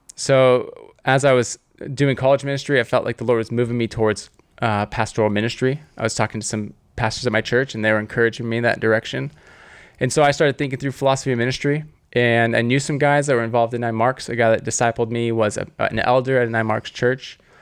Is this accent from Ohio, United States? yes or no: no; Southern California, United States; I grew up in Southern California